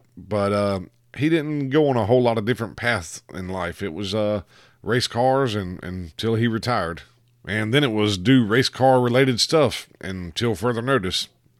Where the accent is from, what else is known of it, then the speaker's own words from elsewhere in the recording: the South, United States; growing up in the South, and especially in my community